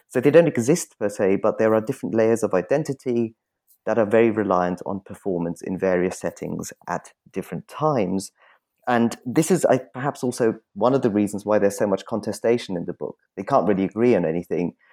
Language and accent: English; Munich, Bavaria, Germany; moved away; I grew up in Munich